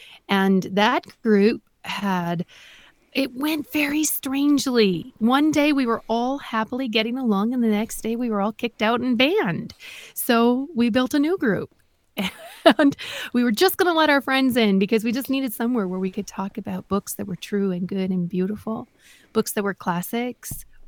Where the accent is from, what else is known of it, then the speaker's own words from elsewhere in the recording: Wisconsin, United States; Well, I am not in politics. I am a mom from Northeast Wisconsin, and I'm a wife, I'm a mom, and a homeschooling mom